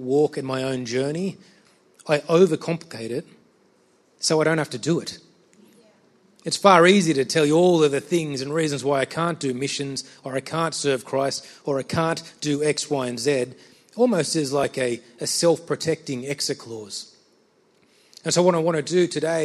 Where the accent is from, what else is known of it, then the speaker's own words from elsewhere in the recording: Sydney, New South Wales, Australia; I'm from Sydney